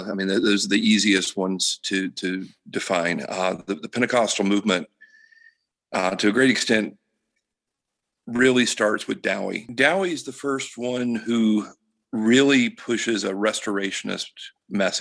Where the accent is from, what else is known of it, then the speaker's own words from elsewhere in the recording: Georgia, United States; I grew up in Georgia